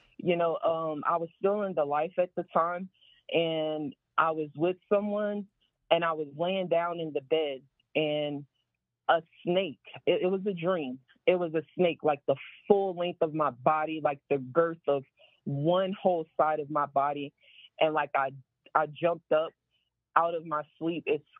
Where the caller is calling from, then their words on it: Houston, Texas, United States; I'm calling from Houston.